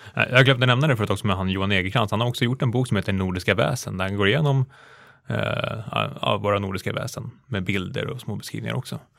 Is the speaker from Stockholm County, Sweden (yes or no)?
yes; Stockholm, Stockholm County, Sweden; när man växte upp i Hökarängen i förort Stockholm